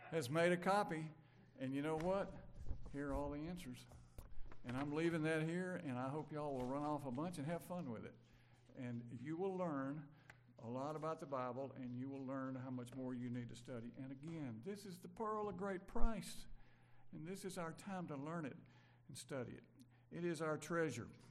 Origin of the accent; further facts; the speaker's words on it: Brandon, Mississippi, United States; I grew up in Brandon, Mississippi